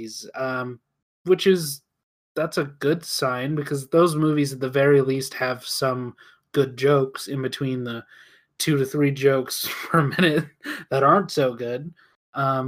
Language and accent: English; United States; as an American